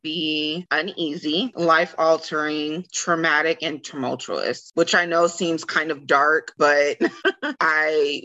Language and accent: English; Killeen, Texas, United States; I'm from Killeen, Fort Hood, Central Texas area